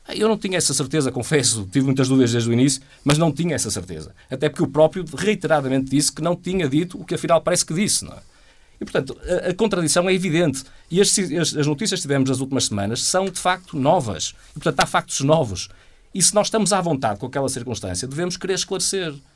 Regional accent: Portugal; nós, enquanto portugueses

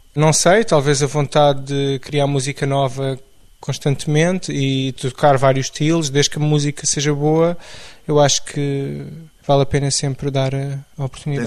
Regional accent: Amadora, Lisbon, Portugal; also born or lived in Benfica, Lisbon; Eu cresci em Benfica e na Amadora

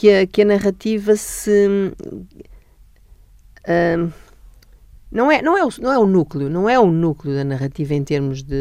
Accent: Almada, Setúbal, Portugal; Eu sou da Almada e gosto muito do subúrbio, é lá que eu vivo

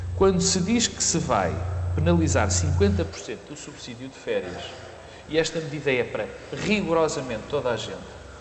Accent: Porto, Norte, Portugal; moved away; also born or lived in Lisbon; estar aqui no Porto, que é a minha terra

